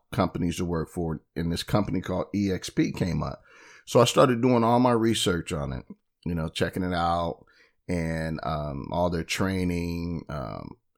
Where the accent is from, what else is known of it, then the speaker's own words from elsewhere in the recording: Bay Area, California, United States; my hometown, which was, it would extend her commute about probably 10 miles, but in the Bay Area